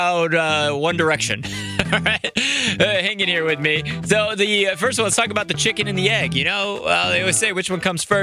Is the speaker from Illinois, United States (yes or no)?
yes; Chicago, Illinois, United States; Born and raised in Chicago